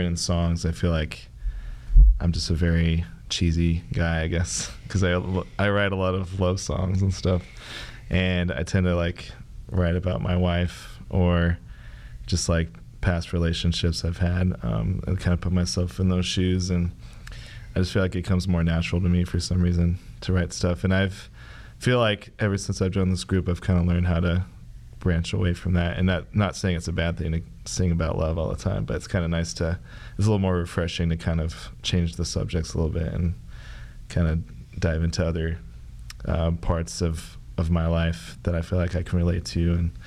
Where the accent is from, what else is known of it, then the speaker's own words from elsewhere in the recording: Lincoln, Nebraska, United States; I'm from Lincoln, Nebraska.